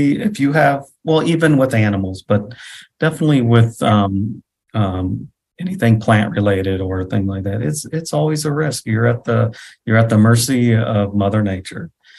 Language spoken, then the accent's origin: English; United States; I explained to him I'm from the United States. And so we're talking to them as a family. But I was from the United States and I live in Nebraska, and I pointed it on the map.